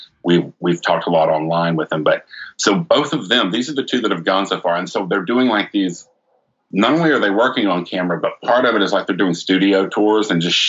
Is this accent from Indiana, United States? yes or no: no; Beaumont, Texas, United States; We're from Beaumont, Texas